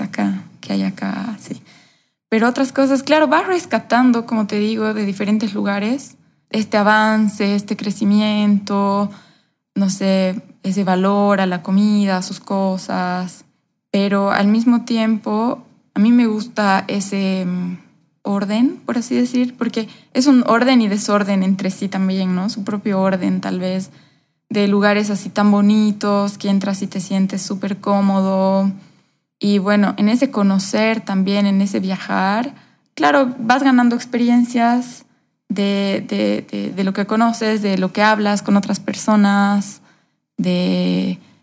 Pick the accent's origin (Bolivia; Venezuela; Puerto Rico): Bolivia; Cochabamba; yo me he criado aquí en Cochabamba, soy boliviana, mis papás también, eh, he vivido prácticamente acá mis 34 años